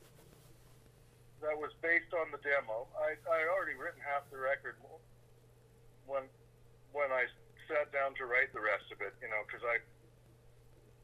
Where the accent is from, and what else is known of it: Canada